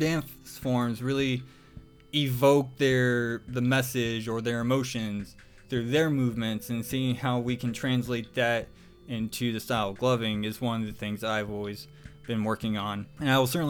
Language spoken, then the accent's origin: English; Mesa, Arizona, United States; moved away; living back in my hometown of Mesa, Arizona